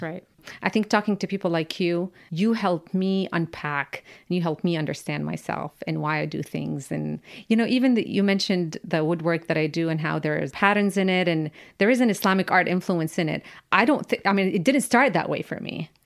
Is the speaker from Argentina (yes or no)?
no; Amman, Amman Governorate, Jordan; now in United States; I grew up in Amman, which is a capital city